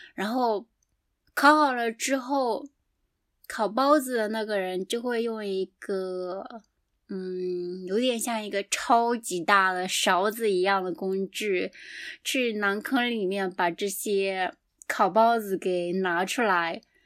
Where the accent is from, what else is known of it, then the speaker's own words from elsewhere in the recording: southeastern China, China; moved away as an adult; now in Japan; 我的家乡是在中国的东南